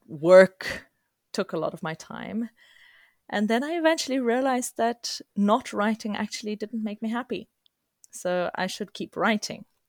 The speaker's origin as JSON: {"language": "English", "country": "South Africa", "tie": "born or raised there", "moved": "yes", "lives_now": "Sweden", "said": "as a child growing up in multicultural South Africa"}